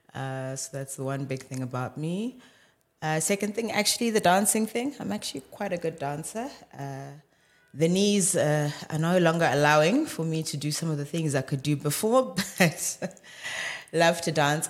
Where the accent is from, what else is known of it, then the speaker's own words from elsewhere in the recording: Johannesburg, Gauteng, South Africa; born and bred in Johannesburg, but, yeah, roots are in Limpopo